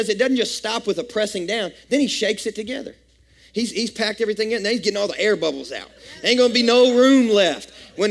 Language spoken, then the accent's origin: English; West Kentucky, United States; I grew up in Kentucky, West Kentucky to be exact